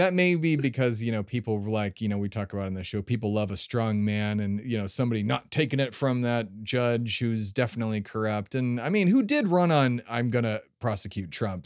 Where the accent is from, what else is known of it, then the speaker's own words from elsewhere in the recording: United States; I'm an American